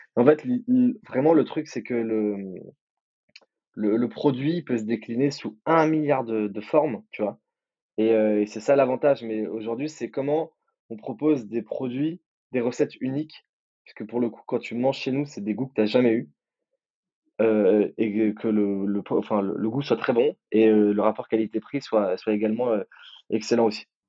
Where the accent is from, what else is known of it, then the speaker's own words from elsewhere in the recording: Nice, Provence-Alpes-Côte d'Azur, France; moi je viens de Nice aussi